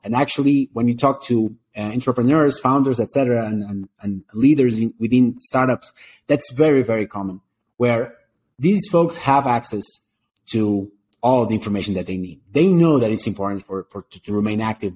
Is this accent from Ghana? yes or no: no; Portugal; moved away as an adult; now in Colombia; I'm from Portugal originally.